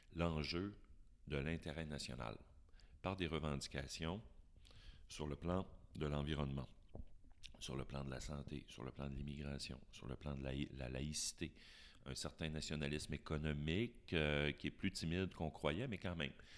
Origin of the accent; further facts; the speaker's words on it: Chicoutimi, Quebec, Canada; also born or lived in Jonquière; je suis né à Chicoutimi. Alors, je suis une greffe qui a, pris à Jonquière